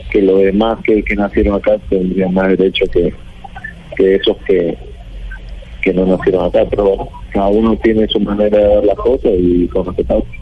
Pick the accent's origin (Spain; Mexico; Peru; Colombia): Colombia; No nací en Uruguay pero de los cuatro años estoy viviendo en Colombia, hice todas las inferiores en Colombia, eh, me siento colombiano porque muy pequeña tengo la cultura acá